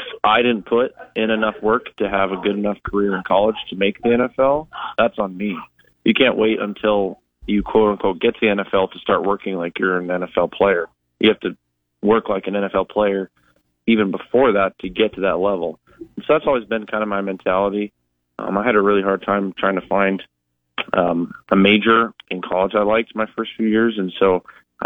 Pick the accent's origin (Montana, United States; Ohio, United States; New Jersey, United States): Montana, United States; moved away as an adult; now in Nebraska, United States; growing up in Montana